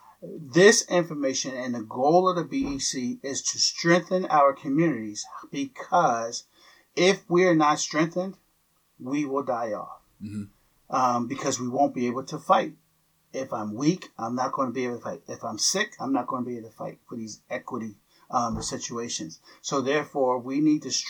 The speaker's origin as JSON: {"language": "English", "town": "Philadelphia", "region": "Pennsylvania", "country": "United States", "tie": "born or raised there", "said": "I grew up in Philadelphia"}